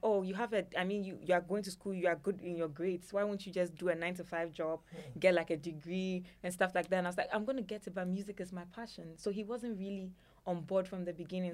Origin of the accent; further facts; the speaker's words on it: Ghana; a Ghanaian woman, especially an Ewe woman